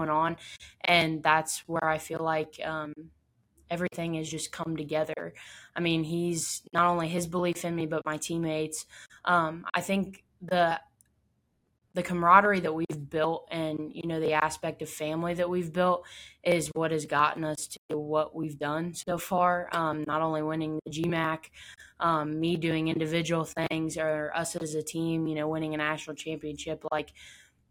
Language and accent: English; Findlay, Ohio, United States; my hometown, Findlay